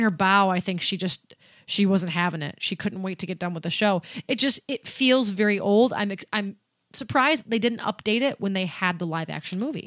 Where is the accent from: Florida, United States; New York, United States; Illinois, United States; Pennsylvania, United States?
Pennsylvania, United States; Erie; We're from Erie.